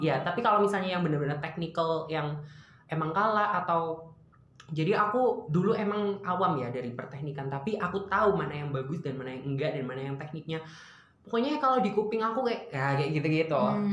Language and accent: Indonesian; East Java, Indonesia; aku dari Jawa Timur